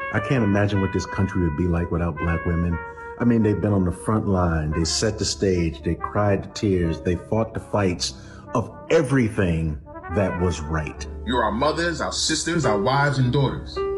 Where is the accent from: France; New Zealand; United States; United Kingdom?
United States; New York City, New York; I'm from the Bronx